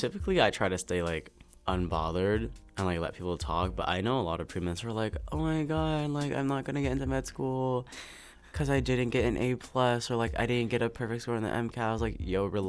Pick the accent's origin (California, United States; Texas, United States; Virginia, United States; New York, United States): California, United States; San Diego; moved away as an adult; now in Baltimore, United States; I'm from California, SoCal, like San Diego to be specific.